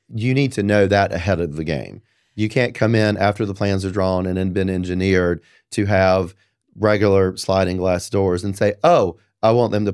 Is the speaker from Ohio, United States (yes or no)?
no; Apex, North Carolina, United States; You know, I'm from Apex. That's what we do.